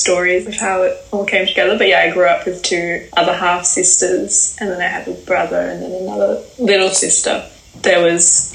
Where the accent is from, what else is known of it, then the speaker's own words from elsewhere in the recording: Perth, Western Australia, Australia; moved away; I ended back in my hometown Perth very suddenly.